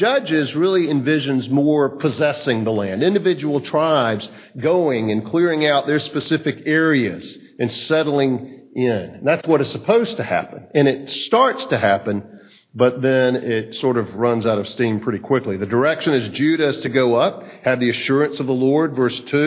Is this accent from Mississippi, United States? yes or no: yes; Hattiesburg, Mississippi, United States; moved away; Hattiesburg, Mississippi, my hometown.